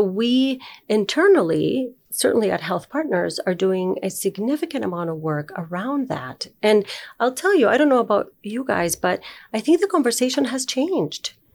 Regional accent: Uruguay; moved away as an adult; also born or lived in Chile; now in Minnesota, United States; I was born in Uruguay, and I lived there

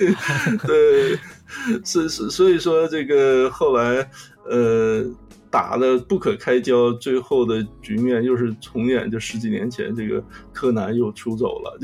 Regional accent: Northeast China, China; accent: Northeastern (Dongbei) dialect; 用我们东北话来讲

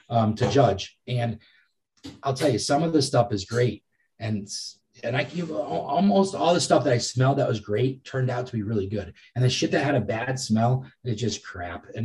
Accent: Massachusetts, United States; I'm from Massachusetts

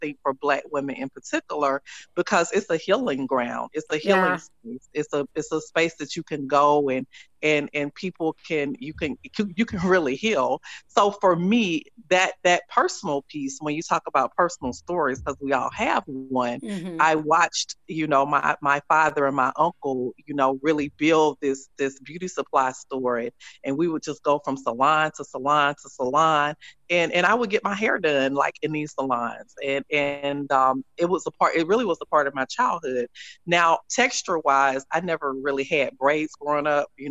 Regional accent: Tuscaloosa, Alabama, United States; I grew up like in Tuscaloosa, Alabama

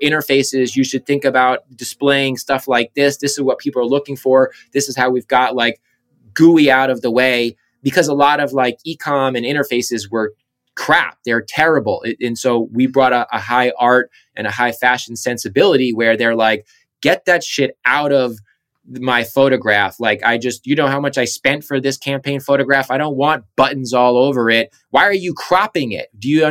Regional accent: Southampton, New York, United States; I'm from Southampton, Eastern Long Island

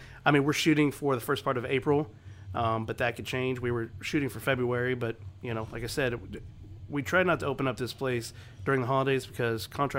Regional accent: The Woodlands, Texas, United States; This is where I grew up. I grew up in the Woodlands, so to be able to have Papa's, which is such a staple in this area

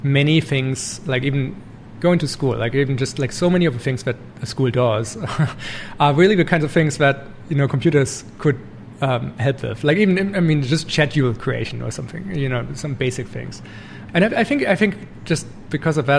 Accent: Germany; moved away as an adult; now in Canada; I grew up in Germany in a small town

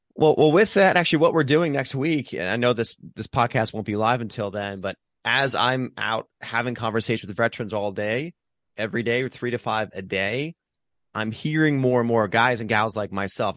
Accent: Pennsylvania, United States; now in Hermosa Beach, United States; I'm from Pennsylvania

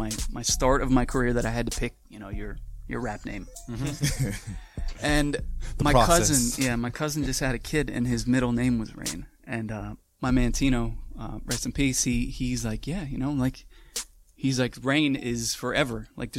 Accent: Manahawkin, New Jersey, United States; Manahawkin is the name. It's the mainland of Long Beach Island.

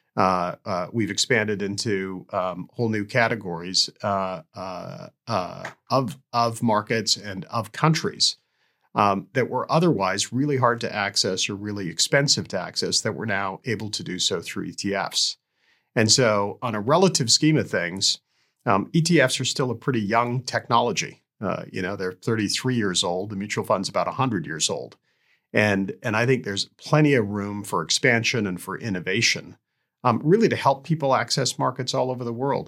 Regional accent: Canada; also born or lived in Tanzania; I emigrated to Canada

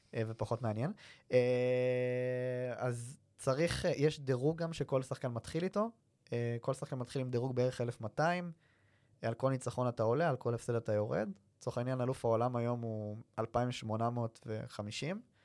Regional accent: Kfar Saba, Central District, Israel; אני גדלתי בכפר סבא

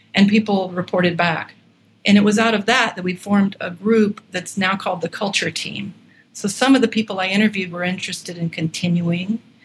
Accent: Atlanta, Georgia, United States; moved away as an adult; also born or lived in Oregon; I was born in Atlanta, Georgia, and had access to music lessons.

